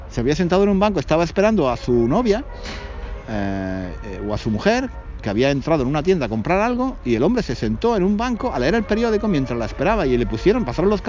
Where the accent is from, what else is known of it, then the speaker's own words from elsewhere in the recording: Spain; now in London, United Kingdom; Aparte de porque soy español y tendría que explicarle que soy español y que tengo la residencia en Londres